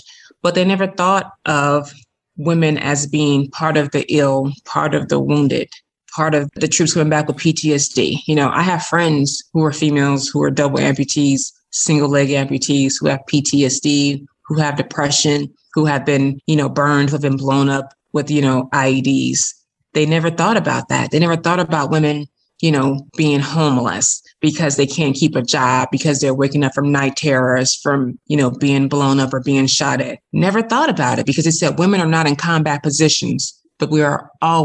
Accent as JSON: {"language": "English", "town": "Chicago", "region": "Illinois", "country": "United States", "tie": "born or raised there", "said": "I was born and raised in Chicago"}